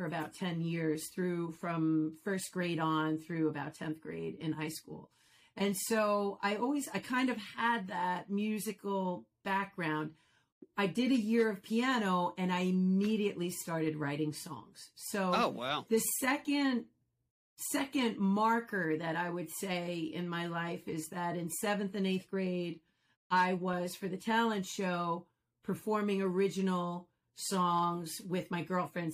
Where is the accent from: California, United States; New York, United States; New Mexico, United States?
New York, United States; Commack; I grew up in Comac. I'm a Comac girl, Comac North